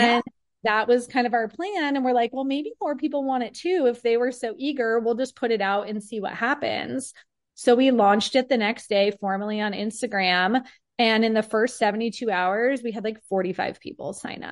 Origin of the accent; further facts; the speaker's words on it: Peoria, Arizona, United States; I have been born and raised in Peoria, which is a city that I still live in now